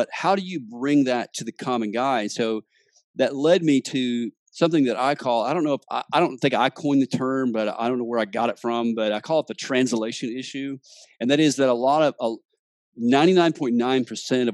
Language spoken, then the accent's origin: English; Memphis, Tennessee, United States; also born or lived in Mississippi; I actually was born in Mississippi, but I grew up in the Memphis area my whole life